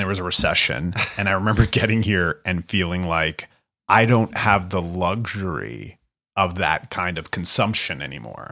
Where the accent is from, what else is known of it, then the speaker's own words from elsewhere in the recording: Canada; moved away; also born or lived in United States; growing up in Canada and in America